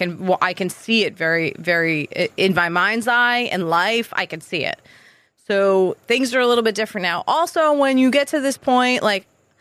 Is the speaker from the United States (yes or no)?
yes; Long Island, New York, United States; moved away as an adult; also born or lived in Queens, New York; now in Massachusetts, United States; I grew up in New York.